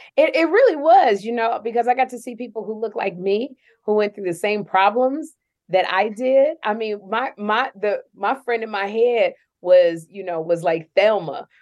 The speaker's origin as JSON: {"language": "English", "town": "Chicago", "region": "Illinois", "country": "United States", "tie": "born or raised there", "moved": "yes", "said": "growing up in Chicago, it just breeds like an independence"}